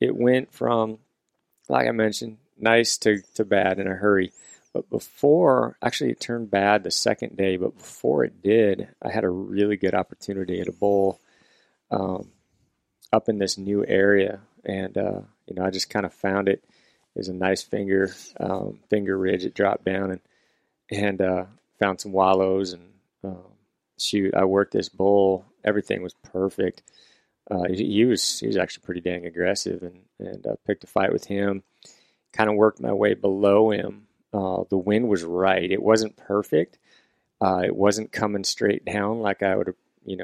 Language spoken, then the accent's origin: English; Washington, United States; here in Washington, you know, I had an elk tag for my home state